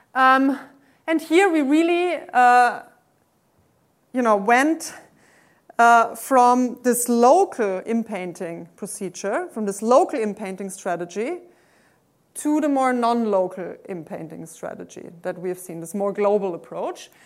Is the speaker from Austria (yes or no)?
yes; Austria; English is a second language; moved away; I'm originally from Austria